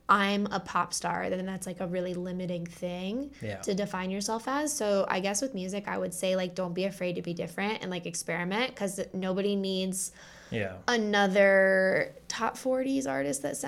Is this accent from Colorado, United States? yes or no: yes; Denver, Colorado, United States; growing up in Denver